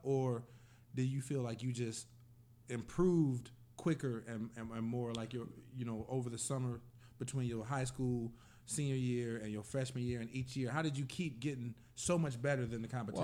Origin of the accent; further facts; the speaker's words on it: Indiana, United States; I grew up in Indiana